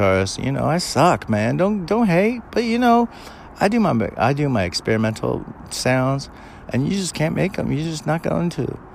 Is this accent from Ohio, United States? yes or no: no; California, United States; I was born and raised in Cali